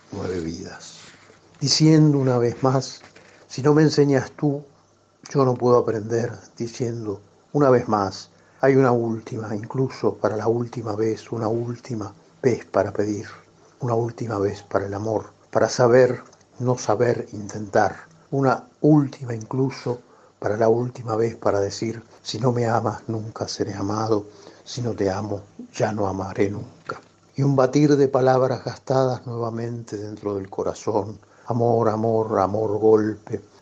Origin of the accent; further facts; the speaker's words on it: Buenos Aires, Argentina; yo soy porteño.